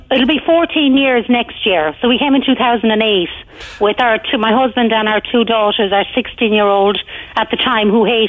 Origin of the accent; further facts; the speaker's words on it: Ireland; moved away as an adult; now in Australia; For me, I suppose it's probably because I was in my 40s when I came, so I'll be 56 next year, so I suppose I'd done like most of my growing up in Ireland anyway